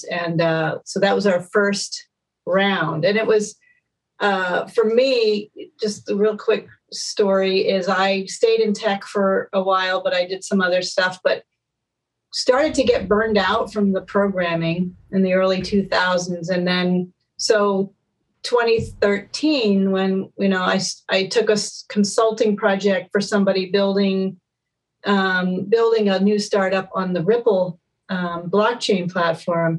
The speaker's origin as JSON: {"language": "English", "region": "Maine", "country": "United States", "tie": "born or raised there", "also_born_or_lived": "Boston", "moved": "as an adult", "lives_now": "California, United States", "said": "I grew up in Maine"}